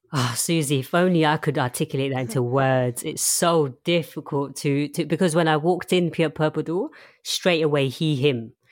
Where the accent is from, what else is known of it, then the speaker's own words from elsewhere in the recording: London, United Kingdom; also born or lived in Chelmsford, Essex; I was born in Essex, Chelmsford, and I moved to London when I was very, very young. um, and I've been in London ever since.